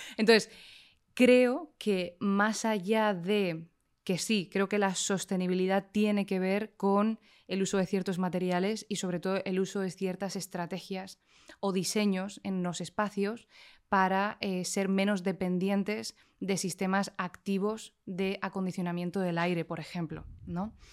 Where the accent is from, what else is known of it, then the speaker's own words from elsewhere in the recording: Canary Islands, Spain; vengo de las Islas Canarias